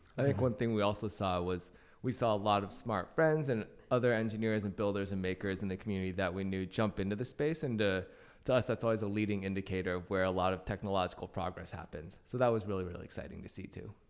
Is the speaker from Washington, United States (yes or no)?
yes; Vancouver, Washington, United States; moved away as an adult; also born or lived in Dallas, Texas; now in San Francisco, United States; I'm from uh, Washington State, small town called Vancouver. There's actually a Vancouver, BC, which is where everybody thinks I'm from when I say I'm from Vancouver, but there's actually a second Vancouver near Portland, Oregon. That's where I went to high school.